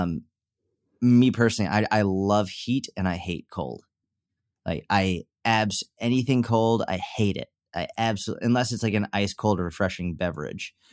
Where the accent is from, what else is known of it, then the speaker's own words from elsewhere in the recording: Northeast, United States; now in Dallas, United States; I grew up in the Northeast